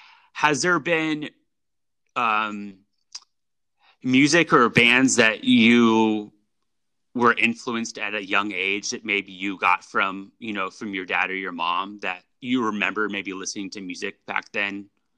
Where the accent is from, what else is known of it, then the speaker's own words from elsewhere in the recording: California, United States; growing up in the Bay Area, there was just, you know, talking about music and like, you know, the 60s and the 70s.